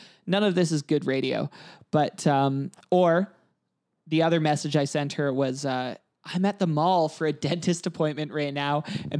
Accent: Canada; now in New Zealand; But as someone who wrote it out in New Zealand as a Canadian, I want to give a hard shout out to the Prime Minister of New Zealand

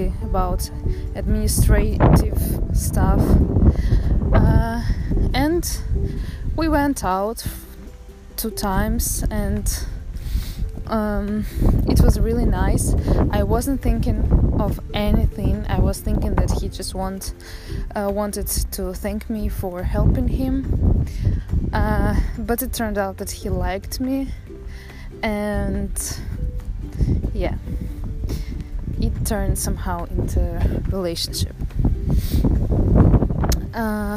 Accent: Saint Petersburg, Russia; moved away as an adult; now in Netherlands; I found myself in the Netherlands, because I'm from St. Petersburg. It's a huge and marvelous city in Russia.

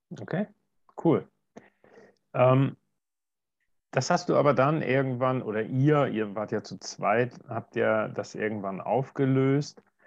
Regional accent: Germany; bei uns in Deutschland

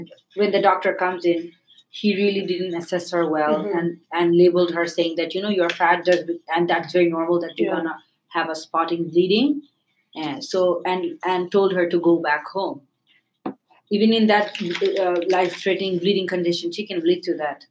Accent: Bangladesh; now in Canada; I am a lady from South Asia. I am a Bangladeshi Canadian

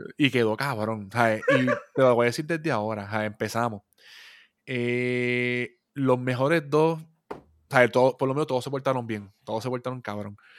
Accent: Puerto Rico; somos puertorriqueños

